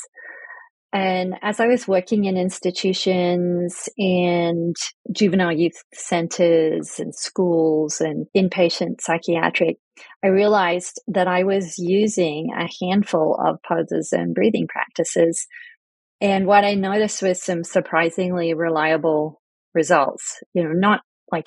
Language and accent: English; Australia; moved away as an adult; also born or lived in United Kingdom / southwestern Pennsylvania; now in Pennsylvania, United States; I'm British born, emigrated to Australia very young, and met my husband in Australia in the 80s